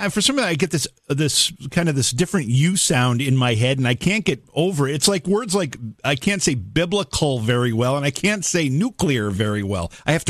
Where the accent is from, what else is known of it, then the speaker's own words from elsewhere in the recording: Oneonta, New York, United States; my hometown of Oneonta, New York, which is about 4 hours north of New York City.